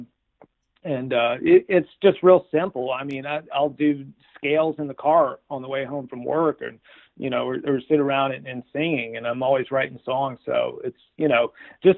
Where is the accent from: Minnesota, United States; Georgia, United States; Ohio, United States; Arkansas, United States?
Georgia, United States; Marietta; where I grew up in Marietta, Georgia